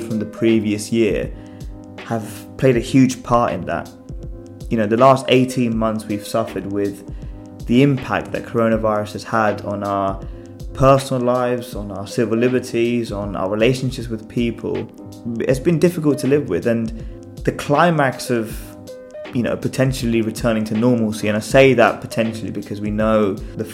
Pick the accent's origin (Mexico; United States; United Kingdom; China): United Kingdom; England; I was raised in England.